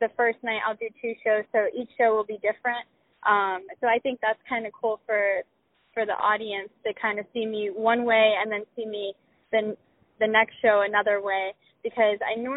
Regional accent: Tampa, Florida, United States; also born or lived in Dallas, Texas; I was born in Dallas, Texas, and I stayed there until I was about 5, and then my dad got a job offer to be in Tampa, to be located in Tampa. So I grew up, I say I grew up in Florida

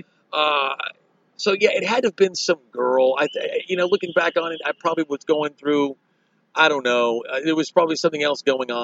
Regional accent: Dallas, Texas, United States; moved away as an adult; now in New York, United States; Dallas, Texas, my hometown

